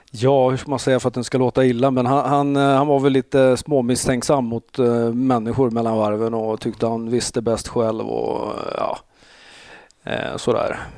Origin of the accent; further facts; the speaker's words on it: Eskilstuna, Södermanland, Sweden; moved away as an adult; also born or lived in Växjö; now in Stockholm, Sweden; jag är från Eskilstuna